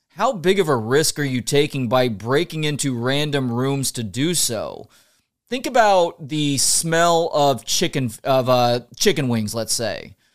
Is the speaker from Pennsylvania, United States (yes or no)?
no; Dallas, Texas, United States; you and I grew up on the Ticket in Dallas.